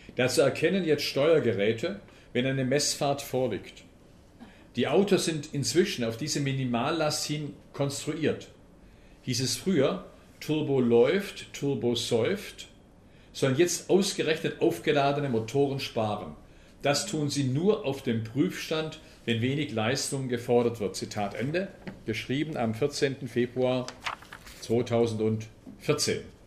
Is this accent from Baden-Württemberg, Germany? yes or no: yes; Lake Constance, Swabia, Baden-Württemberg, Germany; accent: Swabian; moved away as an adult; now in Potsdam, Germany; Ich bin Schwabe, ich nehme an, man hört es nicht, oder ich hoffe, man hört es nicht. Ich bin im Bodensee aufgewachsen, lebe seit äh, 20 Jahren bei Berlin, bei Potsdam genauer gesagt